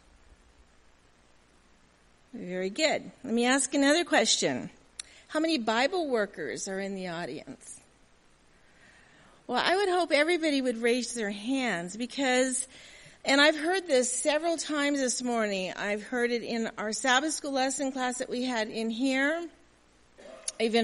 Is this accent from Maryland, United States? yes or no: no; Southern California, United States; also born or lived in Milwaukee; born and raised in Southern California. My home is still there